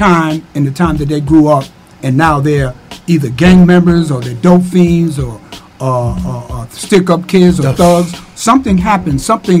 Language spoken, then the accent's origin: English; St. Louis, Missouri, United States; I'm from the Ville. I do what I have to do to survive.